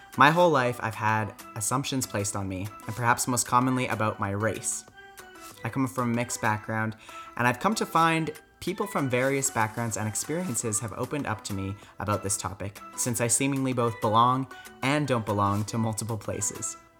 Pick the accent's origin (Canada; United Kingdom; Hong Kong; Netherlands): Canada; Calgary, Alberta; also born or lived in France; I was born and raised here in Calgary